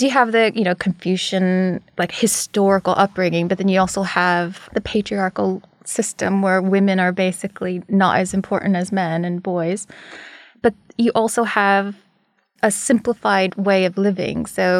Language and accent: English; United States; Born and raised, met my father there, who's American, and then I was raised in America.